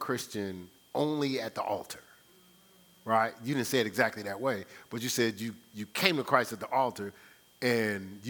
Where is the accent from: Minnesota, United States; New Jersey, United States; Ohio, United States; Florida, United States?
New Jersey, United States; Newark; I'm from Brick City